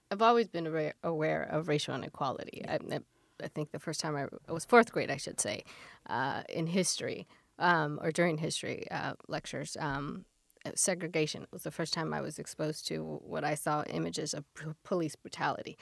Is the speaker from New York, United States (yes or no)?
no; Pacoima, California, United States; now in Orange County, United States; I grew up uh, 30 minutes north of LA uh, in the San Fernando Valley, a city called Pacoima